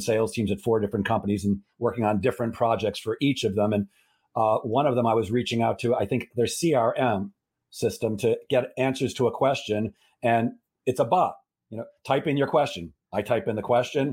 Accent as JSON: {"language": "English", "town": "Chicago", "region": "Illinois", "country": "United States", "tie": "born or raised there", "said": "I grew up in Chicago"}